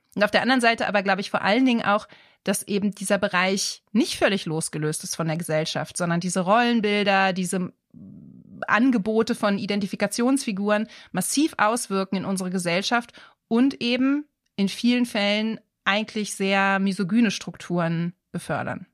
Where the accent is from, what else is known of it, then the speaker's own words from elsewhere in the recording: Germany; Hier bei uns in Deutschland